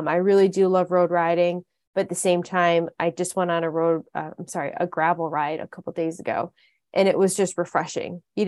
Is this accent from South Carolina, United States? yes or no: no; Dexter, Michigan, United States; I grew up in Dexter, Michigan, which is near Ann Arbor, Michigan.